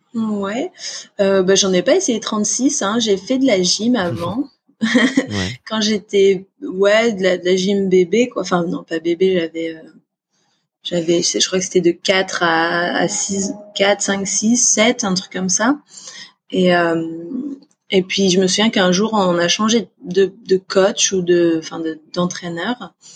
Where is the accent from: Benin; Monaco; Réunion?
Réunion; also born or lived in Auvergne; mes premiers souvenirs c'était à la Réunion clairement parce que à la base on vient d'Auvergne. Ils ont déménagé à la Réunion, j'avais 20 mois